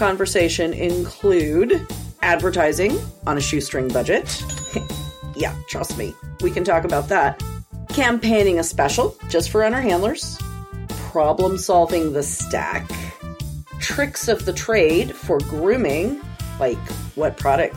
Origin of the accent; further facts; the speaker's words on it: Roseburg, Oregon, United States; Roseburg High School, class of 1986